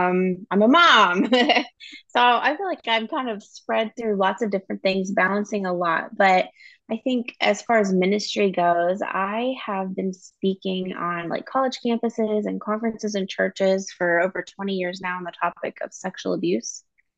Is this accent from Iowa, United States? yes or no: no; Columbus, Ohio, United States; but also here in my hometown of Columbus, Ohio, and working a lot with the women here who've been exploited.